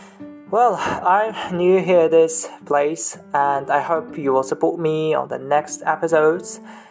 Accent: Uzbekistan; also born or lived in Tashkent; I'm from Uzbekistan. I live in Tashkent, which is the capital city of Uzbekistan in Central Asia. And I live with my family in a big apartment.

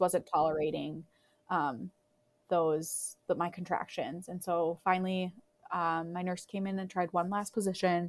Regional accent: Crookston, Minnesota, United States; moved away; my hometown of Crookston

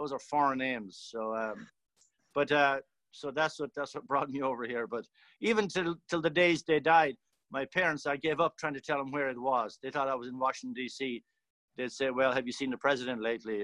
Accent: County Tipperary, Munster, Ireland; now in Yakima, United States; I'm from a rural place in Ireland called County Tipperary, just about 5 miles outside the Tipperary town. It's a rural area. And of course, growing up in the late 50s and the 60s

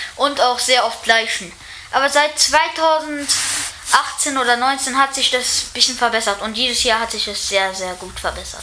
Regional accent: Mechernich, North Rhine-Westphalia, Germany; ich komme aus Mechernich

